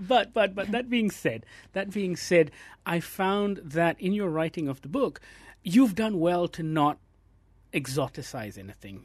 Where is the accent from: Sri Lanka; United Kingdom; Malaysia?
Malaysia; As a Malaysian reader